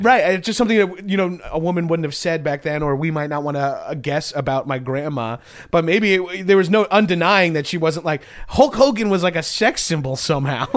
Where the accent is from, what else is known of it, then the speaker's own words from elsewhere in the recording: Long Island, New York, United States; moved away; I'm from Long Island.